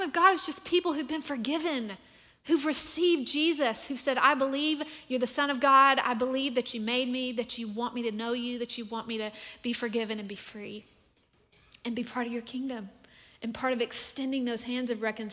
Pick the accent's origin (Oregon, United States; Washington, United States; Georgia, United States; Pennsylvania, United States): Georgia, United States; moved away as an adult; now in Texas, United States; I'm from Georgia. My family was in Georgia.